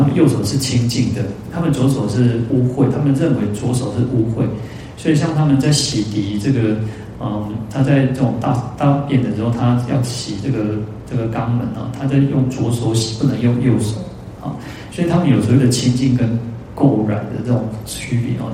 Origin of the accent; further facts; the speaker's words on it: Taiwan; 我们台湾人